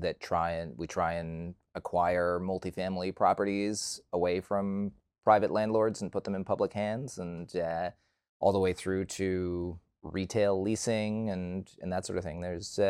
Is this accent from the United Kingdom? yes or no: no; Toronto, Ontario, Canada; also born or lived in Vancouver; I grew up in Toronto, and for university, I moved out to Vancouver.